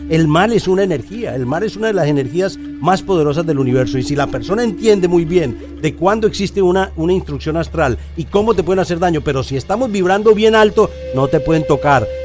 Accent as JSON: {"language": "Spanish", "country": "Colombia", "tie": "born or raised there", "said": "cómo fue mi vida cuando en mi infancia en Colombia. Era muy difícil"}